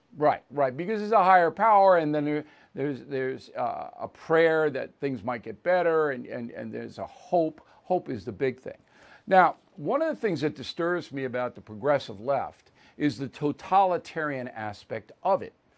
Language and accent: English; United States; as an American